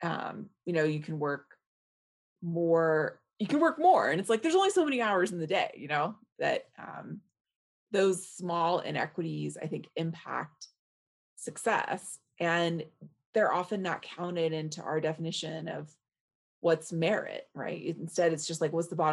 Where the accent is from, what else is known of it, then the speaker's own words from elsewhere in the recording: Alhambra, California, United States; moved away; also born or lived in Boulder, Colorado; I grew up in Alhambra